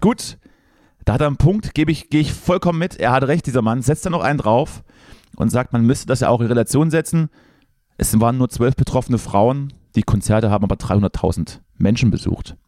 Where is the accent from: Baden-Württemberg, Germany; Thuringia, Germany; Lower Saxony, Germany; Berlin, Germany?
Thuringia, Germany; wir Thüringer